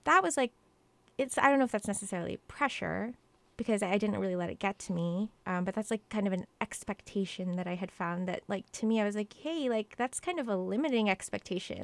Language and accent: English; Mesa, Arizona, United States; moved away as an adult; also born or lived in New York; I was born in Mesa, Arizona raised along with my little brother in, in a household